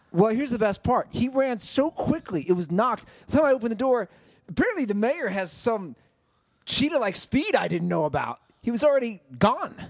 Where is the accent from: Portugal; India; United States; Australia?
United States; Cincinnati, Ohio; growing up in Cincinnati